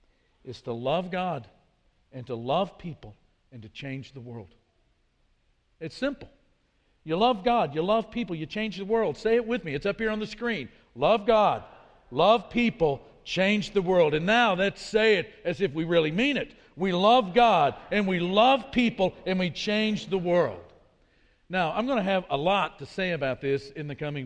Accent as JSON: {"language": "English", "region": "Midwest", "country": "United States", "also_born_or_lived": "Brasilia, Brazil", "accent": "Midwest American", "moved": "as an adult", "said": "my accent was sort of Midwest American at best when it came to speaking Portuguese. And so they would ask, where are you guys from? We'd say the United States"}